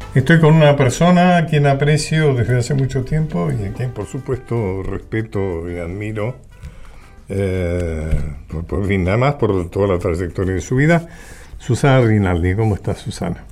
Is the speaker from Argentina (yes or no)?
yes; Argentina